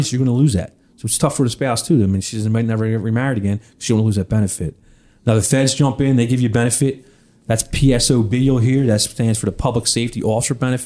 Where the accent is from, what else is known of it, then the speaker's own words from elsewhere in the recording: Philadelphia, Pennsylvania, United States; growing up in Northeast Philly, living in an apartment with my mom and my brother